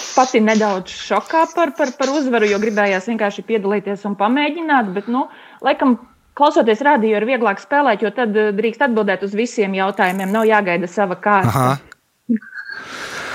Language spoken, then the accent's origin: Latvian; Alūksne, Vidzeme, Latvia; moved away as an adult; now in Riga, Latvia; Es esmu no Aluksnes, pat labi, nu jau, nu jau ap 20 gadiem dzīvoju, dzīvoju Rīgā, Rīgas apkārtnē